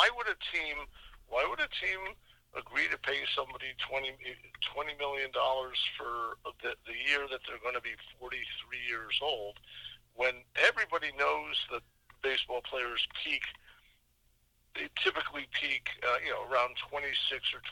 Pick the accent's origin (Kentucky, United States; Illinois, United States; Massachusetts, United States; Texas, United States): Massachusetts, United States; Boston; I'm from the Boston area